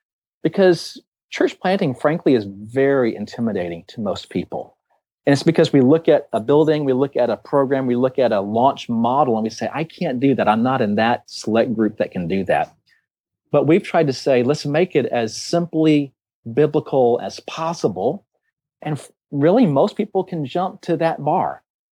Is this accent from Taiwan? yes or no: yes; Taiwan; And I grew up in Taiwan